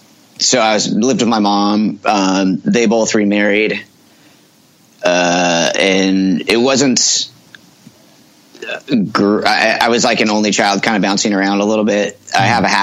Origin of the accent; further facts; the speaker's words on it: Mount Vernon, Washington, United States; also born or lived in Bellingham, United States; I was born in Bellingham, Washington, which is right up by the Canadian border.